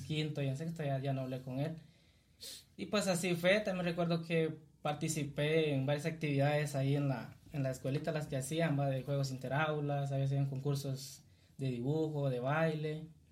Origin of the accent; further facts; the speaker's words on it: Cuilapa, Santa Rosa, Guatemala; soy originario de acá, de, de Cuilapa, Santa Rosa, nacido acá y pues aquí he vivido hasta mis recuerdos aquí